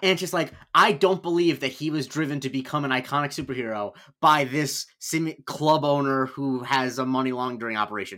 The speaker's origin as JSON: {"language": "English", "town": "Punta Gorda", "region": "Florida", "country": "United States", "tie": "born or raised there", "said": "I grew up in Punta Gorda in Charlotte County"}